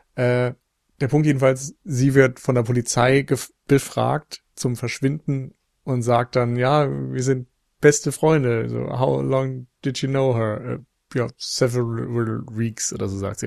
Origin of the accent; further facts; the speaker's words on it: Northern Germany, Germany; als Norddeutscher